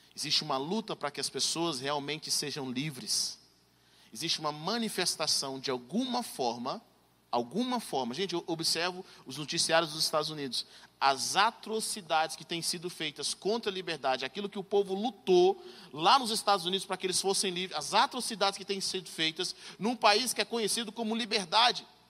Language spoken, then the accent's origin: Portuguese; Brazil; moved away as an adult; now in United States; nós crescemos no Brasil